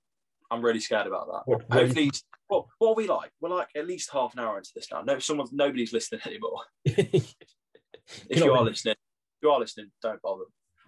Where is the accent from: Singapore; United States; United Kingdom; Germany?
United Kingdom; England; I'm English.